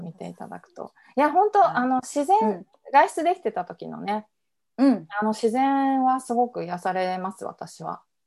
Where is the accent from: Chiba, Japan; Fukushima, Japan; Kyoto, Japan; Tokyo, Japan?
Fukushima, Japan; Iwaki; 福島県のいわき市っていう田舎出身